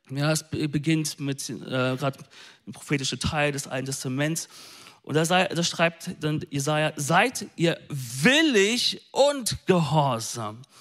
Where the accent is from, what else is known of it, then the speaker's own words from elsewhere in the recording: North Rhine-Westphalia, Germany; Ich bin ein Ostwestfale, okay?